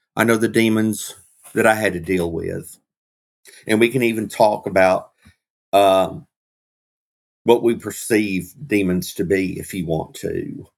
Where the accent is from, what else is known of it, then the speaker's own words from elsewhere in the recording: Georgia, United States; Uh, I was actually raised in Georgia